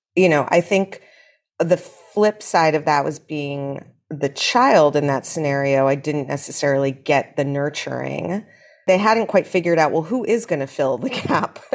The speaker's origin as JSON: {"language": "English", "town": "New York City", "region": "New York", "country": "United States", "tie": "born or raised there", "said": "I grew up here, and shockingly to a lot of people, my mother grew up here too"}